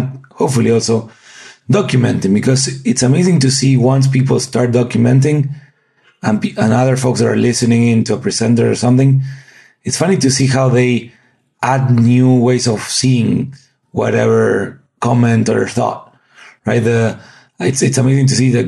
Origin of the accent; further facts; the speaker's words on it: Argentina; moved away as an adult; I'm from Argentina originally